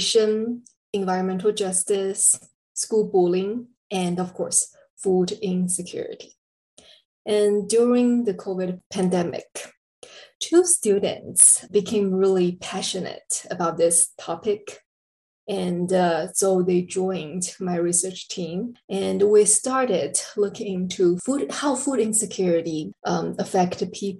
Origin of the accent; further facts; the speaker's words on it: China; moved away as an adult; also born or lived in Texas, United States; now in El Paso, United States; I'm originally from China. I came to the US in 2007.